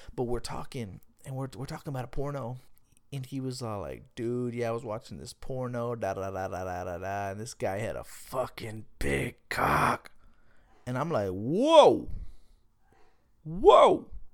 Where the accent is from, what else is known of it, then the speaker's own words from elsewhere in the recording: Smithville, Texas, United States; I'm from Smithville, Texas, man. Smithville, Texas, man. We have about thirty-five hundred people in the whole town.